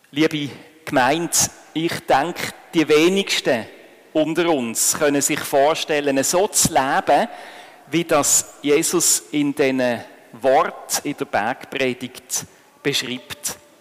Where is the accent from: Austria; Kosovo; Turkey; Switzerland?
Switzerland; bei uns in der Schweiz